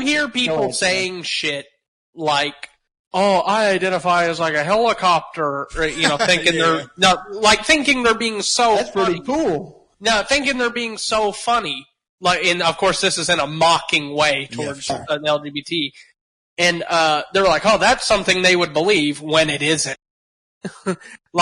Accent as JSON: {"language": "English", "region": "East Texas", "country": "United States", "said": "I'm from East Texas"}